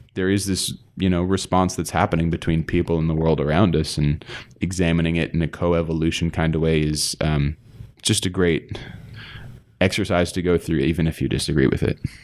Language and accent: English; East Coast, United States; moved away; I grew up on the East Coast